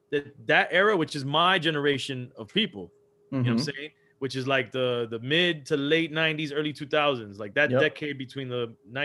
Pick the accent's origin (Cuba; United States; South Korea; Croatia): Cuba; I grew up around Colombians, you know, I'm Cuban, but I grew up around a lot of Colombians.